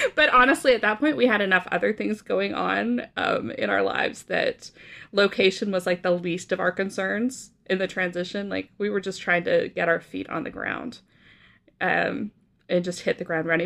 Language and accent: English; Canada; moved away as an adult; also born or lived in Oklahoma / Brazil; I grew up in, uh, Canada